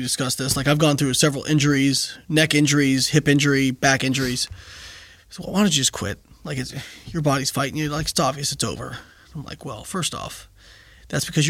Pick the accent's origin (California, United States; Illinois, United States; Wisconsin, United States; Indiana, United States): Indiana, United States; moved away as an adult; also born or lived in Florida; I'm from Indiana. I went to school in Florida.